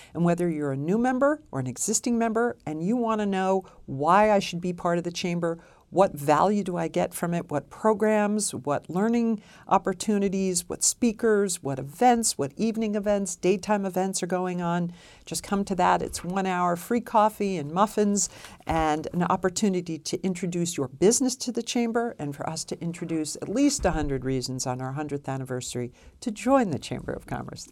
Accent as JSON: {"language": "English", "town": "New York City", "region": "New York", "country": "United States", "moved": "as an adult", "lives_now": "Reno, United States", "said": "I'm from New York City"}